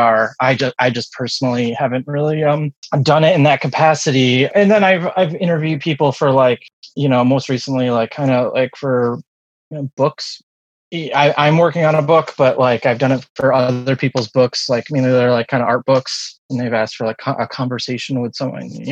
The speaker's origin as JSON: {"language": "English", "country": "United States", "said": "I was born in the late 70s in, you know, around here."}